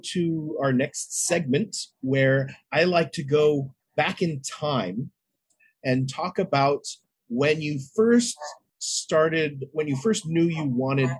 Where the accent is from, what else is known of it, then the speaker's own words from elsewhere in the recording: West Coast, United States; West Coast. But like foothills area, so there were a lot of oak trees around